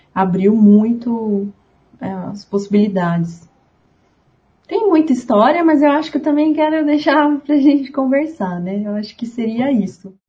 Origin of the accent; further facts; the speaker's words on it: Ribeirão Preto, São Paulo, Brazil; also born or lived in Uberlândia; Eu sou de Ribeirão Preto, é, aqui no interior do estado de São Paulo